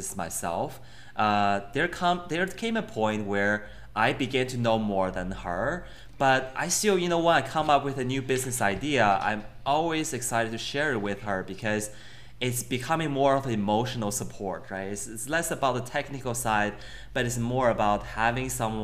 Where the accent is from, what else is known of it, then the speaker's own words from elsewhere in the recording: Beijing, China; moved away as an adult; also born or lived in Connecticut, United States; I grew up in Beijing